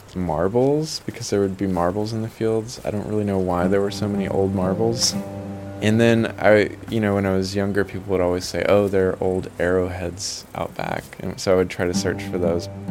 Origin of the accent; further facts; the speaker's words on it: Milligan Ridge, Arkansas, United States; I grew up in Arkansas in the Mississippi Delta, a really small town of 100 people called Milligan Ridge